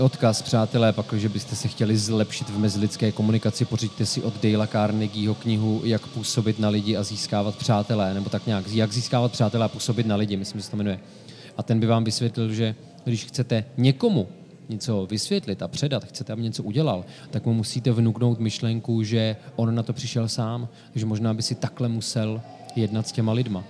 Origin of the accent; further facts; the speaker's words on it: Sokolov, Karlovy Vary Region, Czechia; moved away; svoje dětství v Sokolově, tak si jako první vybavuju byt, ve kterém jsem vyrostl